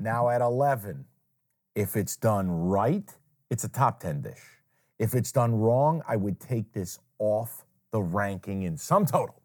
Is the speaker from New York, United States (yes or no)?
yes; Saratoga Springs, New York, United States; moved away; there's a place in my hometown that I take people when they, when they come to Saratoga and we do a taste of my hometown